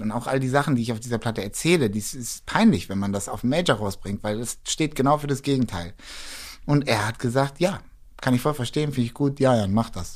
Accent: Hamburg, Germany; moved away as an adult; now in Berlin, Germany; als Hamburger

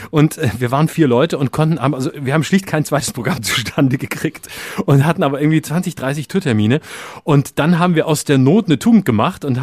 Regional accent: Lörrach, Baden-Württemberg, Germany; Denn da, wo ich herkomme, aus Lörrach, da ist irgendwie ständig äh, Bums, Krach und schlechte Musik und Fassnacht und Gucke-Musik

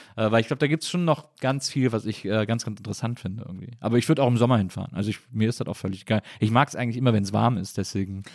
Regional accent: Cologne, North Rhine-Westphalia, Germany; now in Berlin, Germany; ich komme ja aus Köln oder so aus der Ecke von Köln

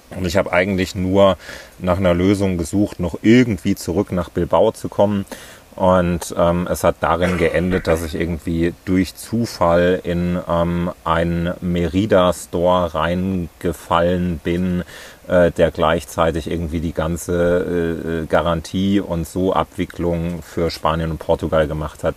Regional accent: near Ilmenau, Thuringia, Germany; moved away as an adult; also born or lived in Leipzig / Berlin; Ich bin in, äh, in Thüringen aufgewachsen, ähm, in der Nähe von Ilmenau.

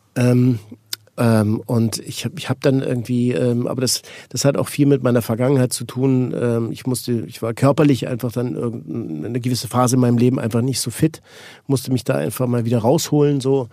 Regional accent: Switzerland; Ich bin Schweizer

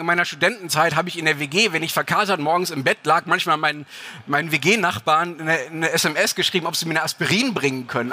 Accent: Germany; ich als Deutscher

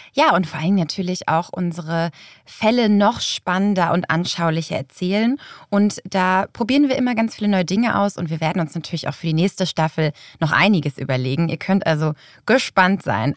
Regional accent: Lübeck, Schleswig-Holstein, Germany; moved away; also born or lived in Hamburg; in meiner Heimatstadt Lübeck

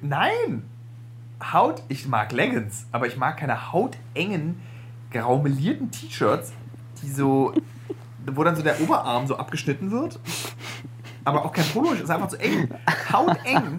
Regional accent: Berlin, Germany; dass wir beide echte Berliner

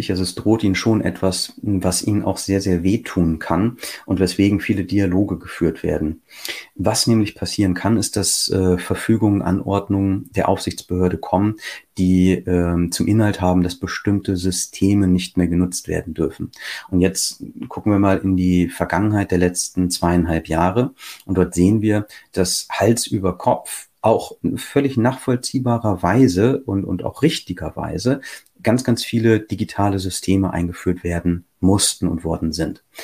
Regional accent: Lower Saxony, Germany; ich, ich spreche jetzt mal ausnahmsweise hier für Niedersachsen, ne, weil ich als Niedersachse immer diese Beispiele direkt vor der Nase habe.

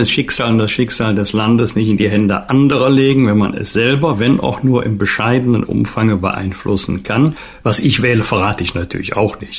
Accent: Bergisch Gladbach, North Rhine-Westphalia, Germany; in meiner Heimatstadt Bergisch Gladbach

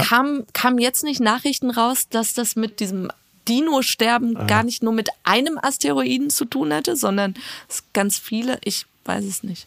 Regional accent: Iran; als Iraner

